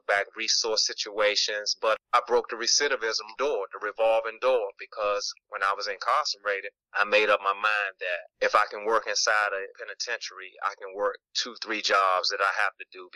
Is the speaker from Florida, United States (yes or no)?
no; Washington, District of Columbia, United States; I'm a Washingtonian. I was born in the United Washington, D.C.